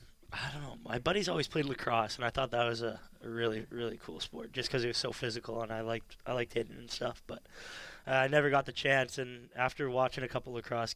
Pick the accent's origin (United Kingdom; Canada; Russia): Canada; Ladner, British Columbia; Especially my hometown, Ladner, they produce some really good lacrosse players.